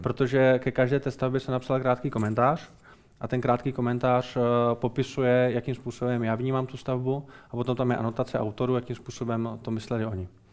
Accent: Brno, South Moravian Region, Czechia; also born or lived in Modřice; Já jsem Brňák, no. Já, já, jsem, já jsem Brňák, vystudoval jsem fakultu architekturu, ar, architektury v Brně, eh, stavební průmyslovku v Brně

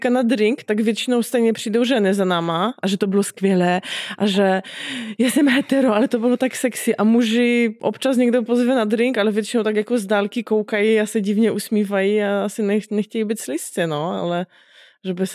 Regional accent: Poland; now in Czech Republic; Já jsem z Polska

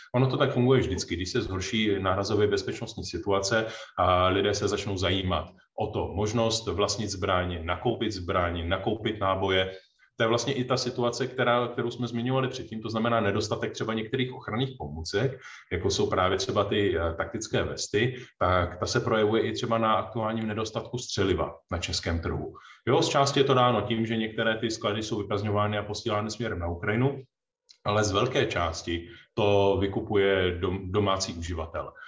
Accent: Czechia; jsme se jako Češi

